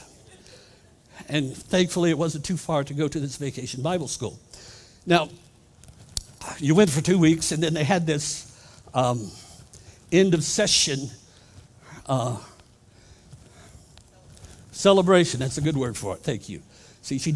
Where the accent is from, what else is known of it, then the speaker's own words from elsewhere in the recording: Columbus, Ohio, United States; moved away as an adult; now in Florida, United States; I am originally from Columbus, Ohio, but I've turned in my Yankee uniform, and I'm officially a rebel from Florida